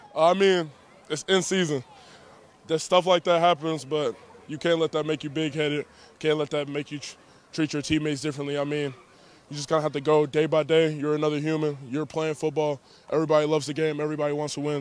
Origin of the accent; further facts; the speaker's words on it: Dallas, Texas, United States; also born or lived in Louisiana; I grew up in the Dallas, Texas area, stuff like that, also Louisiana.